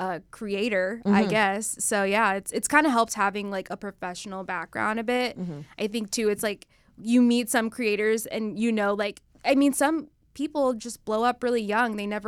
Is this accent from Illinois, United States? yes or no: no; Dallas, Texas, United States; Tex-Mex, enchiladas, you know, Texas girl queso.